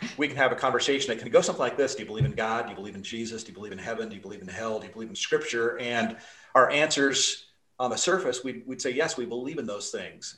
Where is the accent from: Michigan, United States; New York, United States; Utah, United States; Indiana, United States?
Utah, United States; Salt Lake City; now in Idaho, United States; I grew up in Salt Lake City